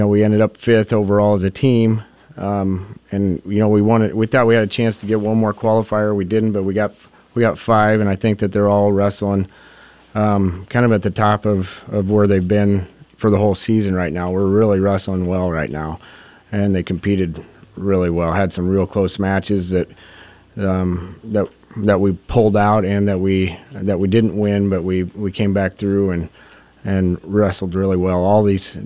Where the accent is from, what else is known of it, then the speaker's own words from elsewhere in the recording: Mullen, Nebraska, United States; I'm from Mullen and I coach